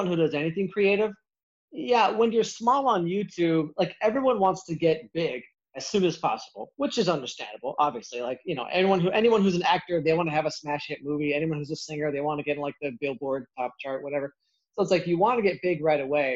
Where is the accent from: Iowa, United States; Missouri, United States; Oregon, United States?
Iowa, United States; I grew up in Iowa, and in the Midwest, a lot of people are pretty chunky